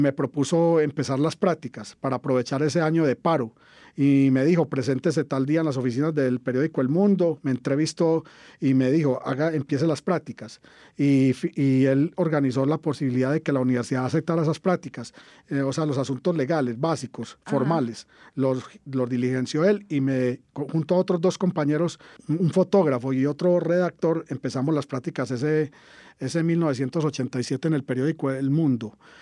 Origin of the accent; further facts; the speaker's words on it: Caldas, Antioquia, Colombia; yo soy de Caldas, Antioquia, en el sur del Valle de Aburrá estudié en el liceo del municipio, el José María Bernal, todo el bachillerato